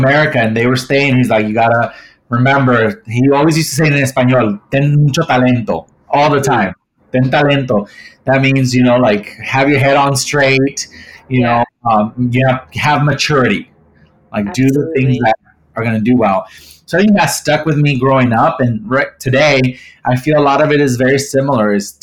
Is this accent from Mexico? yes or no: yes; Mexico; growing up, I grew up in Mexico